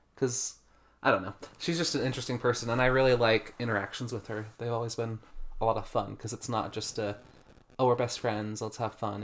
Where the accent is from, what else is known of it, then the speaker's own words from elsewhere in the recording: Utah, United States; I've born and raised in America, in Utah.